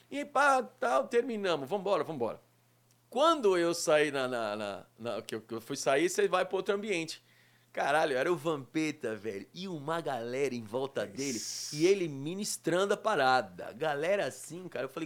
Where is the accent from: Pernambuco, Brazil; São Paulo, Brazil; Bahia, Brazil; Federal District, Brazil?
Bahia, Brazil; moved away; sou baiano, pai. Sou lá da Bahia.